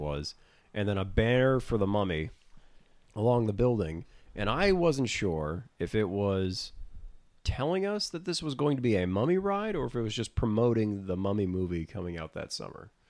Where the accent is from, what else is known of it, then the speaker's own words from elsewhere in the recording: Florida, United States; growing up in Florida